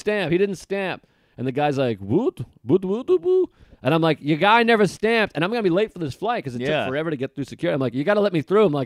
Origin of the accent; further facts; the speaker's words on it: United States; I'm an American.